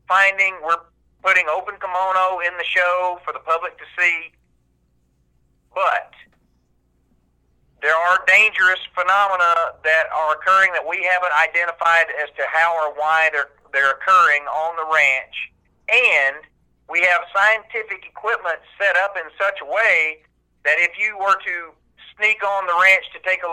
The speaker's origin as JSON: {"language": "English", "region": "the South", "country": "United States", "tie": "born or raised there", "said": "I grew up here in the South hunting and fishing and camping"}